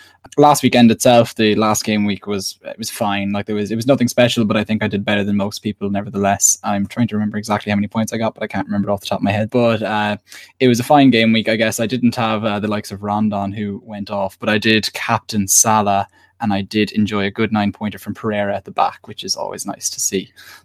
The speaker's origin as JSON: {"language": "English", "country": "Ireland", "said": "I'm joining you tonight from the land of international sporting contrast."}